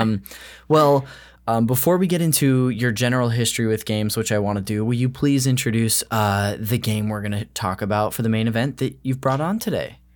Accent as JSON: {"language": "English", "region": "California", "country": "United States", "tie": "born or raised there", "said": "I've lived in California my whole life"}